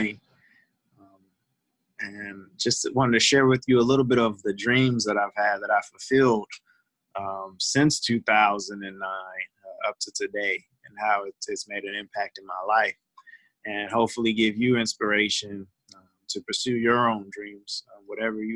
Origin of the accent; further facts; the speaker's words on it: St. Louis, Missouri, United States; I'm from St. Louis